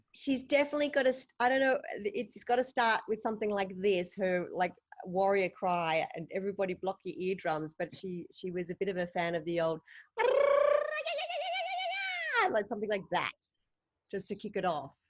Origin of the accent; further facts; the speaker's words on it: Australia; my idols that I grew up watching on Australian television